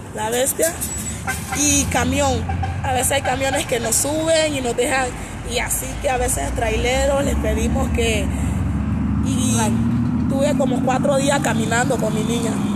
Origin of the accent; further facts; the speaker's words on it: Río Esteban, Colón, Honduras; moved away as an adult; now in Mexico; Yo soy de Honduras, de la comunidad de Río Esteban, de Colón